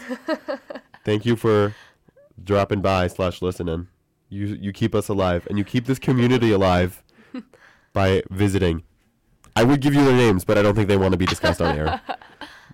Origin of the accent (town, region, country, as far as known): Canada